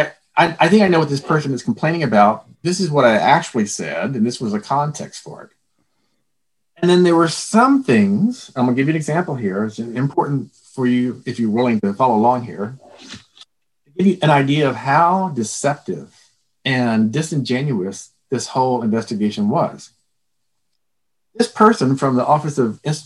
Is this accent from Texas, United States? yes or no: yes; Texas, United States; I'm from Texas